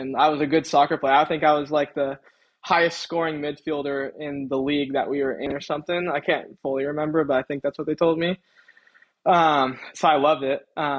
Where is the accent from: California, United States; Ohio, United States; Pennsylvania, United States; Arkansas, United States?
California, United States; Long Beach; now in Huntington Beach, United States; growing up in Long Beach